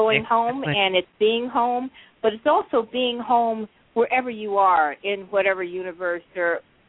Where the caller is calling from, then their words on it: Minnesota, United States; Yeah, Minnesota.